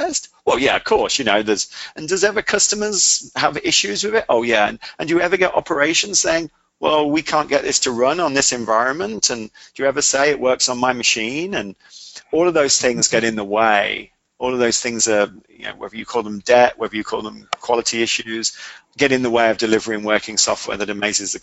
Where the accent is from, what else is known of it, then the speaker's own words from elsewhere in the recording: England, United Kingdom; I'm English